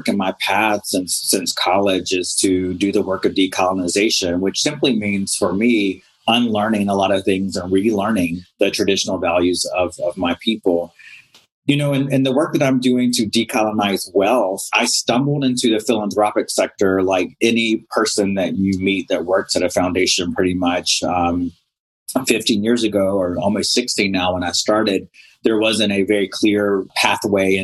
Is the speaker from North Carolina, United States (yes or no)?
yes; North Carolina, United States; also born or lived in Robeson County, North Carolina; I am originally from North Carolina